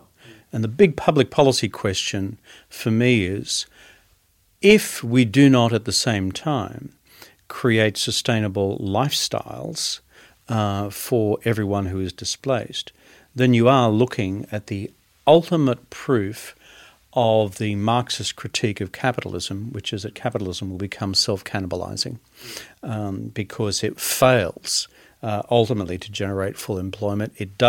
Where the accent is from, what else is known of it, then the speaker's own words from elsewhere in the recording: Queensland, Australia; And as a Queenslander, even I know that.